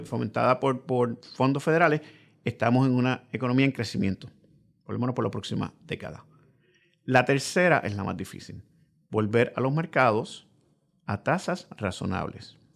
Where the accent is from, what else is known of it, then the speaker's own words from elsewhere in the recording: Puerto Rico; Como puertorriqueño